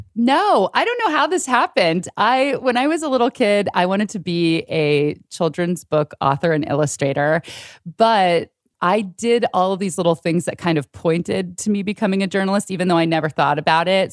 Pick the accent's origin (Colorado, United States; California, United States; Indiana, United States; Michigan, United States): California, United States; San Francisco Bay Area; I grew up in the San Francisco Bay Area in California